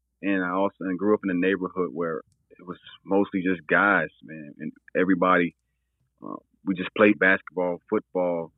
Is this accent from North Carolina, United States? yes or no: yes; Burlington, North Carolina, United States; I'm from Burlington, North Carolina